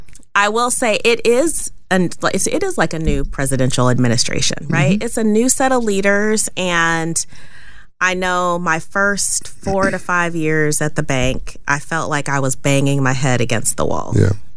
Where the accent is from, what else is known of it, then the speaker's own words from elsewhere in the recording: Southern California, United States; I grew up mainly in Southern California.